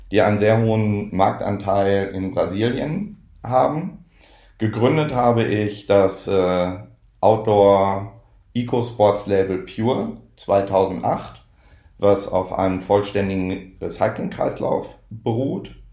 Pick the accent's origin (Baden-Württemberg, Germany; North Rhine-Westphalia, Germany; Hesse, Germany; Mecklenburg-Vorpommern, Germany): North Rhine-Westphalia, Germany; born there; now in Kiel, Germany; ich komme gebürtig aus Nordrhein-Westfalen, lebe in Kiel, bin verheiratet, habe zwei Kinder.